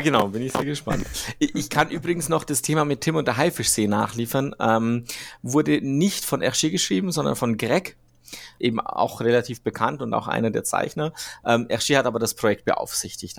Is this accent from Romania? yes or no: no; Switzerland; ich bin ja Schweizer